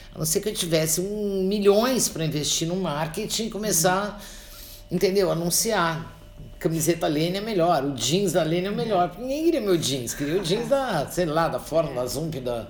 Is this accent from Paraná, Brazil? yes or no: no; Santos, São Paulo, Brazil; eu sou paulista de Santos